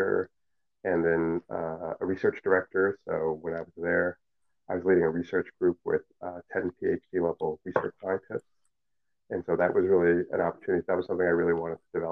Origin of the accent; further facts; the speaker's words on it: New York City, New York, United States; first language Cantonese; English is a second language; I was born and raised in New York City